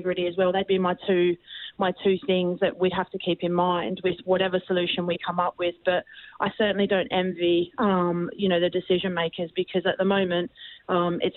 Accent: Australia; moved away; growing up in Australia

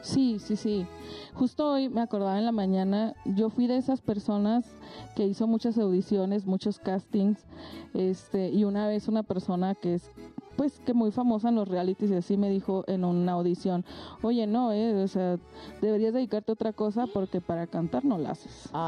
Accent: Francisco I. Madero, Coahuila, Mexico; now in Mexico City, Mexico; yo vengo de Coahuila, de un lugar que se llama Francisco y Madero, que para ubicarnos en el mapa está cerquita de Torreón

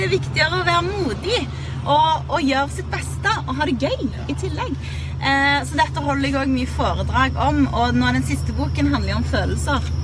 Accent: Sandnes, Rogaland, Norway; som bor i Sandnes, der jeg er fra

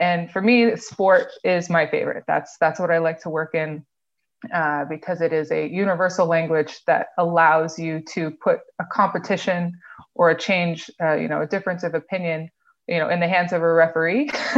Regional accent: Eastern Province, Saudi Arabia; So I grew up in Saudi Arabia as a kid from an expat community called Aramco, so the big oil company that sits in Saudi Arabia.

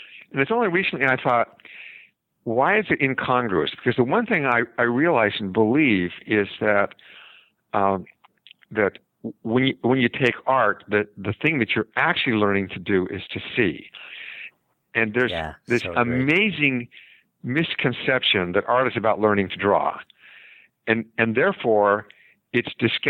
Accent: Salt Lake City, Utah, United States; I grew up in Utah and Salt Lake City.

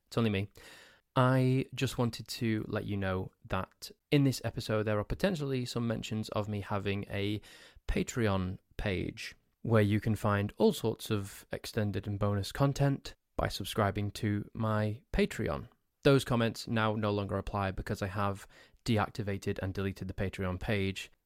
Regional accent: Crewe, North West England, United Kingdom; also born or lived in Nantwich / Sandbach; I grew up in the town of Crewe.

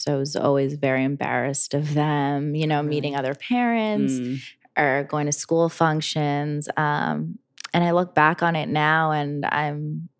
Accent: New Jersey, United States; moved away; I grew up in Jersey.

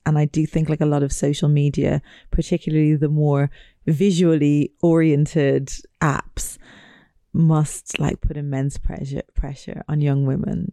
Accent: Ireland; growing up in Ireland

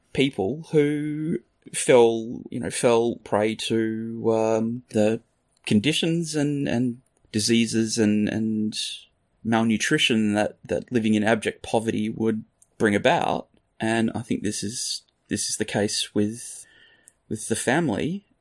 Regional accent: Australia; moved away; I'm Australian.

